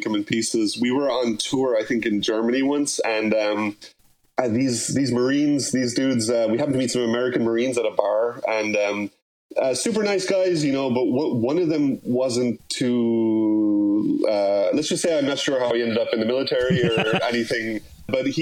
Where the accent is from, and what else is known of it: Limerick, Munster, Ireland; born or raised there; now in New York City, United States